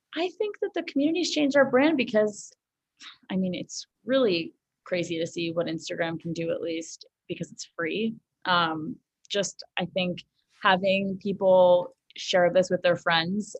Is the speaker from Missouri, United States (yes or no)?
no; New York City, New York, United States; I grew up in Manhattan.